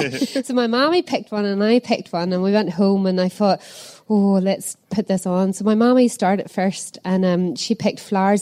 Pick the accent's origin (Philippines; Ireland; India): Ireland; So I'm from Ireland, so I know the experience of watching cinemas in Ireland.